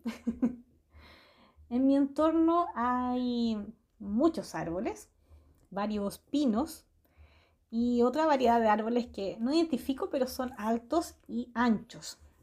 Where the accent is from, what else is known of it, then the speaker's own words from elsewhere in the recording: Santiago, Santiago Metropolitan Region, Chile; Soy de Chile, nací en Santiago y he vivido toda mi vida acá.